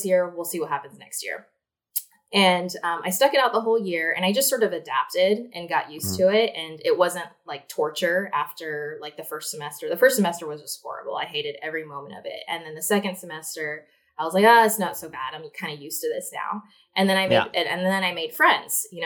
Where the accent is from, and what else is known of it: Shasta County, California, United States; born or raised there; now in Los Angeles, United States